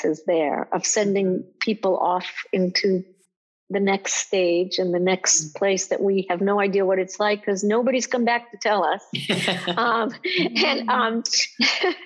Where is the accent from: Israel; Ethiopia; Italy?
Israel; I grew up in Israel